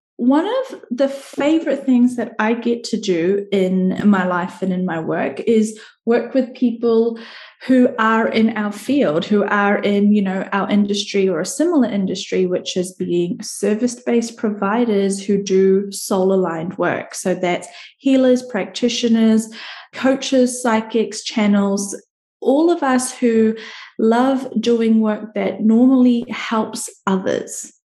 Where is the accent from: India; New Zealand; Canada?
New Zealand; I'm from New Zealand